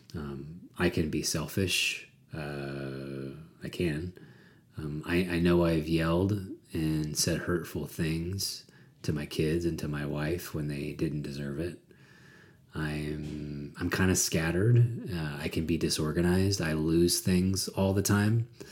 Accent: United States; I grew up in America uh, white and middle class.

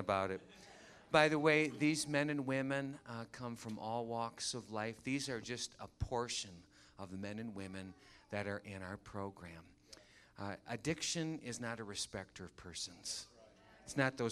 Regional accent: Muskegon, Michigan, United States; My dad began volunteering for the local Teen Challenge. Muskegon, Michigan. I'm from Michigan

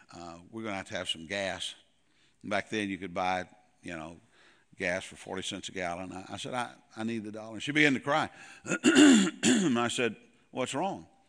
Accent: Goodlettsville, Tennessee, United States; moved away as an adult; also born or lived in Casselberry, Florida; we're originally from Nashville, uh, Goodlettsville

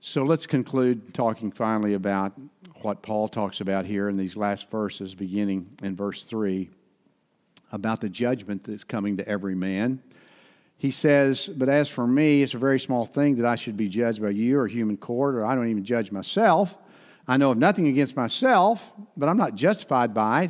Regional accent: Ada, Oklahoma, United States; my hometown, in Fred Overton's hometown, Ada, Oklahoma.

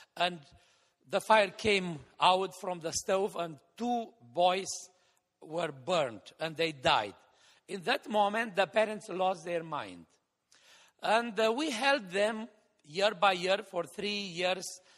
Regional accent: Hațeg, Hunedoara County, Romania; the church building in my hometown, Hatzeg

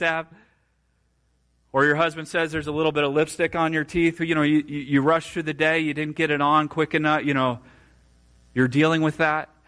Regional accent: Marshall County, Indiana, United States; also born or lived in Kosciusko County, Indiana; grew up in Marshall County

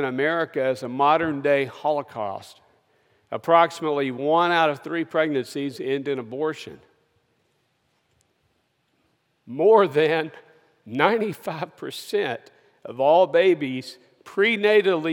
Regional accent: Kentucky, United States; moved away; I was born and raised in Kentucky, where we were raised on mutton and burgoo.

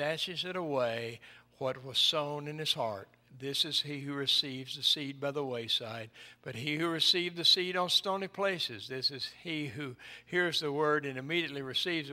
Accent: East Tennessee, United States; When I was a boy growing up in East Tennessee

